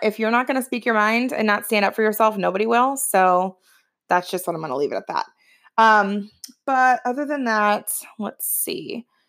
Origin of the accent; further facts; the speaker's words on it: Ohio, United States; moved away as an adult; now in New Jersey, United States; I'm originally from Ohio. I live in Jersey now